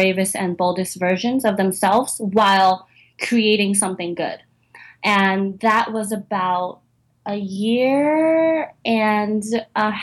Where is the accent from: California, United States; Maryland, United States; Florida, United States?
California, United States; San Francisco; moved away as an adult; now in New York, United States; that's where I was born and raised and lived most of my life.